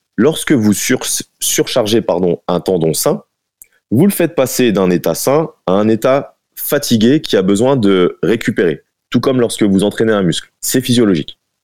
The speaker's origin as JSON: {"language": "French", "town": "Dijon", "region": "Bourgogne-Franche-Comté", "country": "France", "said": "je suis, de Dijon"}